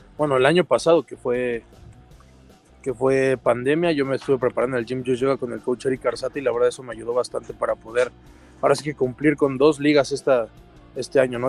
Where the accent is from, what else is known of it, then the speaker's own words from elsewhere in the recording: Mexico; los mexicanos